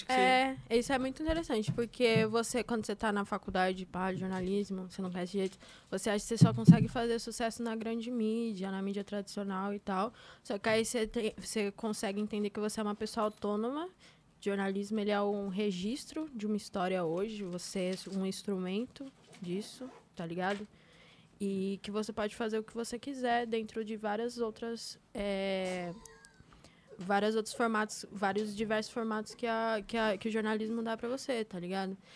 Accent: Taboão da Serra, São Paulo, Brazil; Sou de Tabuão, da Serra.

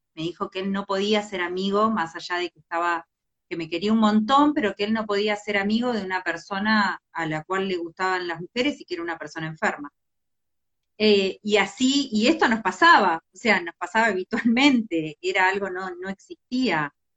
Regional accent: a small town in Entre Ríos, Argentina; moved away; me crié en un pueblo en Entre Ríos

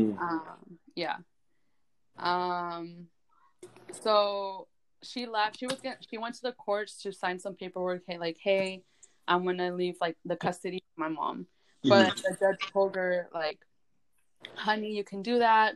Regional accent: Napa, California, United States; also born or lived in Guatemala; I am from Guatemala, but was raised in Napa, California, so the wine country.

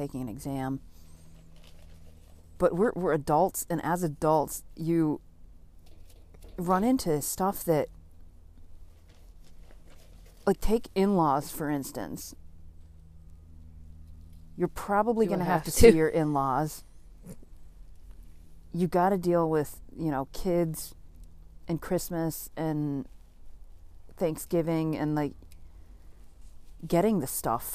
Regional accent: New England, United States; we are from New England.

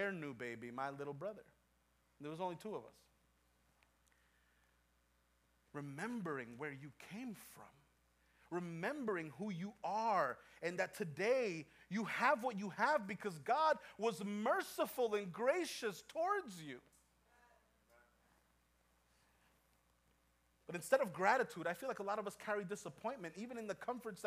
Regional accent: New York, United States; also born or lived in Los Angeles, California; I lived there for 3 years before my parents moved to New York.

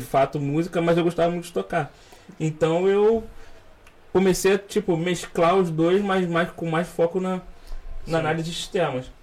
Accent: Rio de Janeiro, Brazil; eu sou carioca, né? Nasci aqui no Rio.

